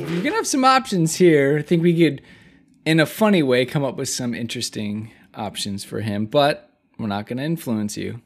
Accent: Iowa, United States; I grew up in Iowa

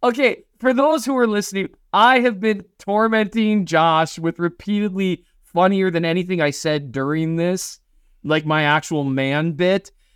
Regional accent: Minnesota, United States; moved away; I'm from Minnesota

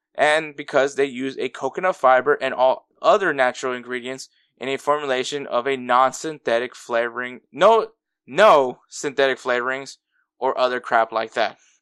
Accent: Houston, Texas, United States; also born or lived in Los Angeles; I was born in L A, And then at eleven months, ye, eleven months old, I moved here to Houston and I grew up in Houston

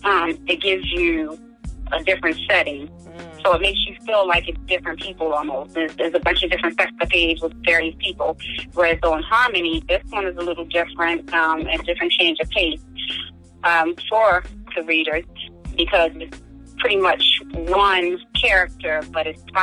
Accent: Maryland, United States; sometimes I'm almost embarrassed to tell people where I'm from. You know, I'm like, oh, I'm from Maryland.

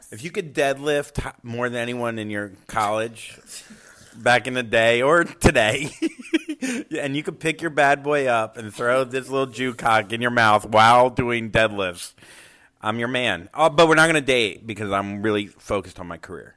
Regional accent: Port St. Lucie, Florida, United States; where I grew up in Port St. Lucie, Florida, there were no Jews

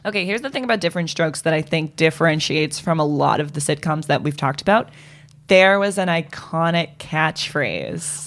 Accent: Boston, Massachusetts, United States; growing up in Boston

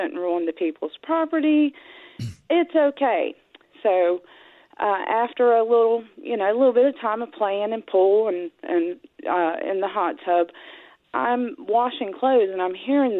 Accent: Piedmont of North Carolina, United States; we're from the Piedmont of North Carolina

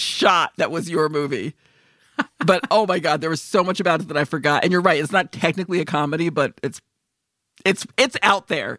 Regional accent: Northeast, United States; growing up in the East Coast, like, North, Northeast

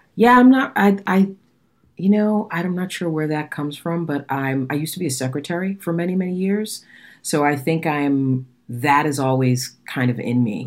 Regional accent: Boston, Massachusetts, United States; I'm from Boston

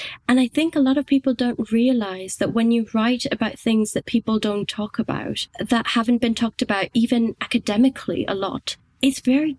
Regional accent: India; also born or lived in Scotland; I was born and brought up in India. I spent a long time in Scotland. My accent sounds like this right now in English, but there are still some words that if I haven't heard them being said by a Scottish or an English person, they come out Indian

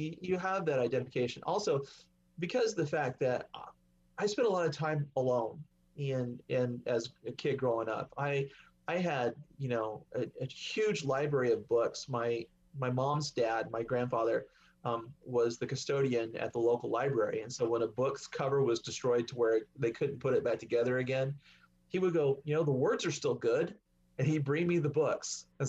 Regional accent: Oklahoma, United States; I said, Mom, we're from Oklahoma.

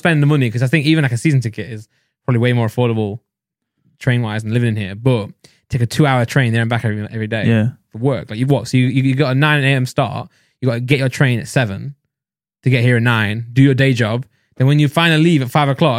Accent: Midlands, United Kingdom; I'm from the Midlands.

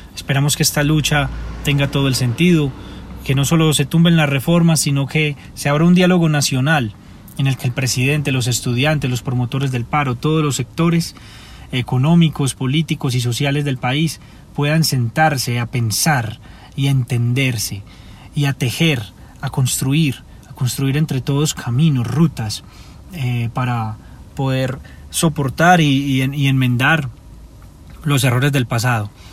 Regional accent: Medellín, Antioquia, Colombia; Soy de Medellín y he representado a mi ciudad

